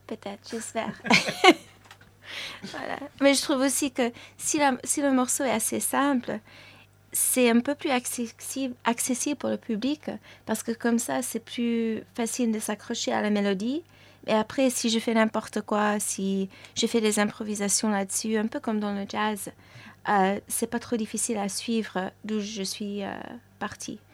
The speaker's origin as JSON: {"language": "French", "region": "New York", "country": "United States", "tie": "born or raised there", "also_born_or_lived": "Paris, France", "first_language": "French", "moved": "yes", "said": "je suis née à New York, donc mes parents tous les deux, ils parlent français. Et donc j'ai grandi en parlant le français à la maison"}